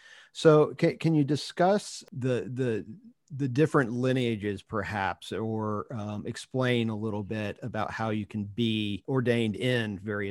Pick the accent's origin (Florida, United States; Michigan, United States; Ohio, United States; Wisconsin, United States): Ohio, United States; Another Ohio person. I was born and raised there, though I rarely admit that.